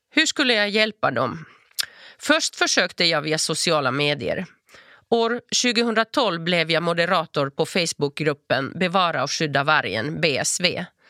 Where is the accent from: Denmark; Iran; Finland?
Finland; Turku, Southwest Finland; first language Finnish; Swedish is a second language; moved away as an adult; also born or lived in Espoo / Lund; now in Malmö, Sweden; Jag föddes i Esbo och växte upp i Åbo av finska föräldrar med hemspråket finska